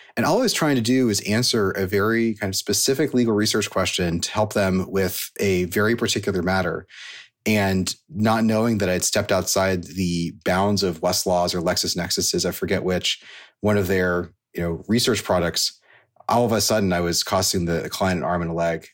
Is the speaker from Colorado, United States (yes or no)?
no; Silicon Valley, California, United States; I grew up in Silicon Valley